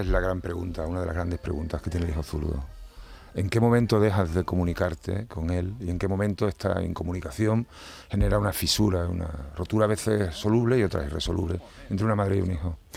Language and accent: Spanish; Seville, Andalusia, Spain; soy sevillano